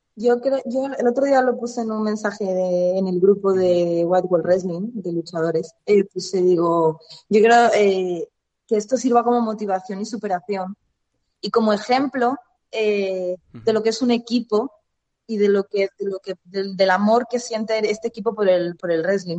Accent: Spain; mi país

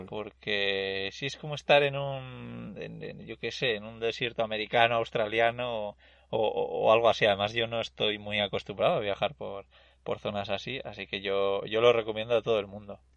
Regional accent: San Sebastián, Basque Country, Spain; yo soy de, de Donosti, de San Sebastián

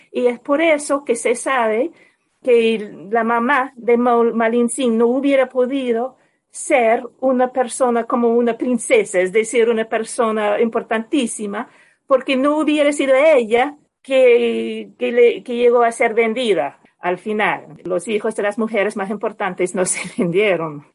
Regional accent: United States; en mi país

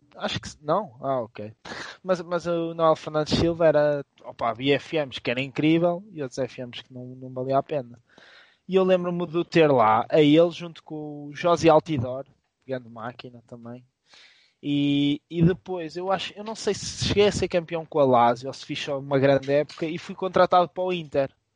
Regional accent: Viseu, Portugal; Mas também nós éramos de, somos do Distrito Viseu

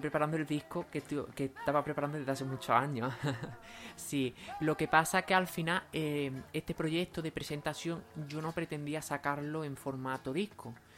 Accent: Lucena, Andalusia, Spain; also born or lived in Doña Mencía; soy de Lucena y he vivido siempre en Lucena

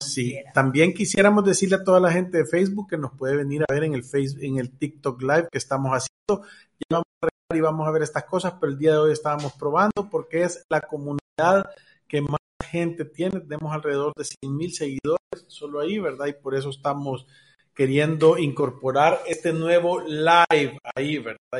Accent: El Salvador; Somos del Salvador

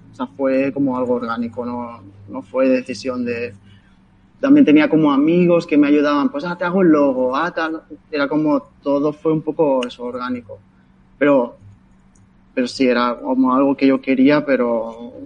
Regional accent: Sabadell, Catalonia, Spain; soy de Sabadell

